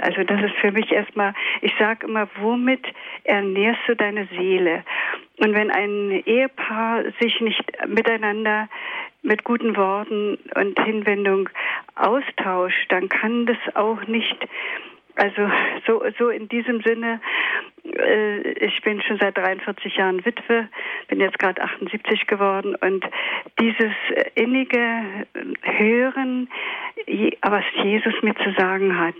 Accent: Berlin, Germany; ich bin aus Ostberlin.

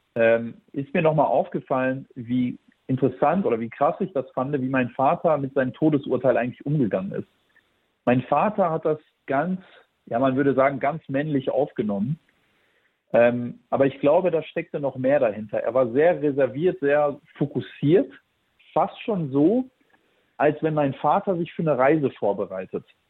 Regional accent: Germany; wir sind äh, aus Kroatien. Ich bin hier in Deutschland geboren

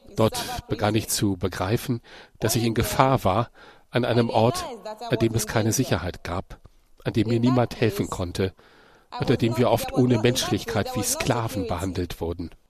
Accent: Nigeria; moved away as an adult; also born or lived in Libya; ich komme aus Afrika, aus Nigeria

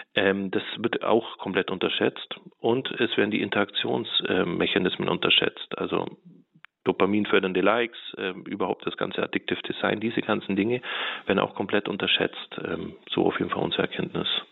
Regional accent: Allgäu, Bavaria, Germany; moved away; ich bin im Allgäu groß geworden, in einem sehr kleinen Dorf

